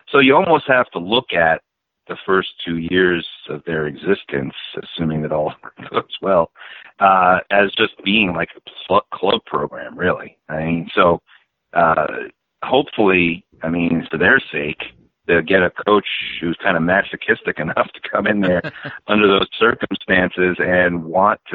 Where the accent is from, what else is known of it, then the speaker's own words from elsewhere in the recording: Long Island, New York, United States; moved away; I grew up on Long Island. I haven't lived there in a long time